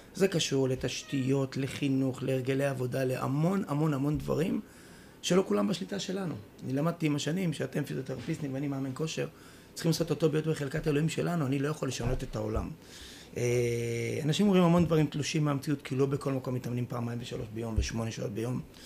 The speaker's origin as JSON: {"language": "Hebrew", "town": "Haifa", "region": "Haifa District", "country": "Israel", "tie": "born or raised there", "said": "אנחנו גדלנו ביחד בחיפה"}